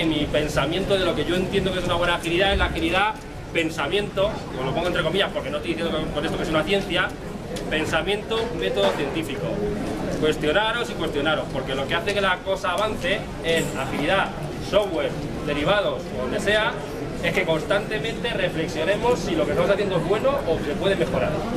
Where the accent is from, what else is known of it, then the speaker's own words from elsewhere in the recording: Castilla-La Mancha, Spain; now in Madrid, Spain; yo vengo de Madrid, pero realmente soy del sur. La mancha